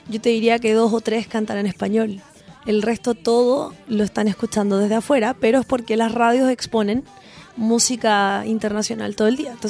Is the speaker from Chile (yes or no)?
yes; Chile; Los chilenos somos así porque no tenemos, siento yo, ah, yo que vengo como desde el mundo al folclore